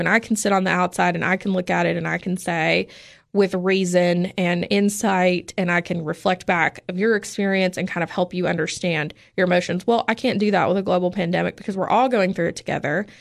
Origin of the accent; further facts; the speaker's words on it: Oliver Springs, Tennessee, United States; moved away as an adult; also born or lived in Indiana / Portland, Oregon; now in Cookeville, United States; grew up in the Knoxville area. So right outside of Oak Ridge in a really tiny town called Oliver Springs